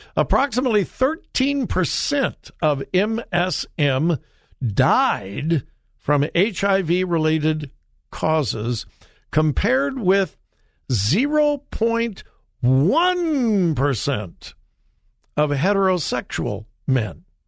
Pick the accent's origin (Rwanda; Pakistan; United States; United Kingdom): United States; California; moved away; California My home state, born and raised in California